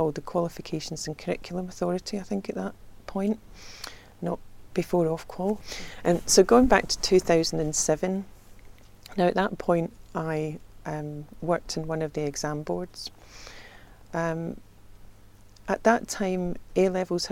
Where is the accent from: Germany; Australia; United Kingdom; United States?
United Kingdom; Scotland; accent: Scottish; moved away